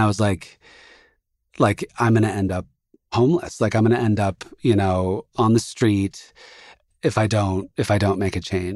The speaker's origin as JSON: {"language": "English", "town": "Santa Monica", "region": "California", "country": "United States", "tie": "born or raised there", "also_born_or_lived": "Indiana", "said": "I came back to Santa Monica"}